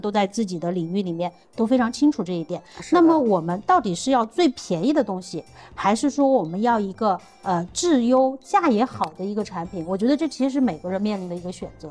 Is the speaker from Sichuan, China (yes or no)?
yes; Sichuan, China; 因为我来自于四川嘛